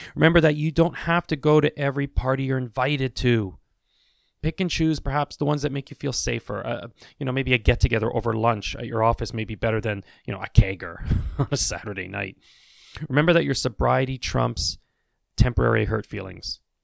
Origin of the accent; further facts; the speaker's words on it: Canada; I'm Canadian, I say washrooms